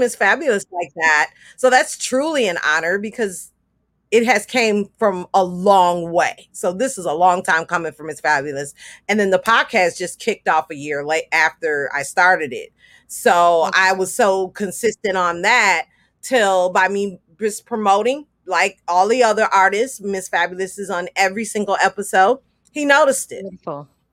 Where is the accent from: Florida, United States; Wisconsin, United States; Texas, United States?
Wisconsin, United States; Milwaukee; I am from Milwaukee, Wisconsin